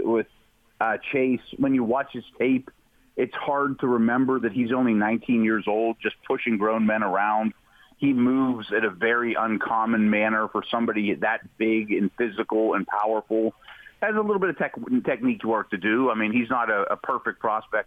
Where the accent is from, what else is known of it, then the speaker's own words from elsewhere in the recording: Pittsburgh, Pennsylvania, United States; I'm 47 years old, and I've seen three head coaches in my hometown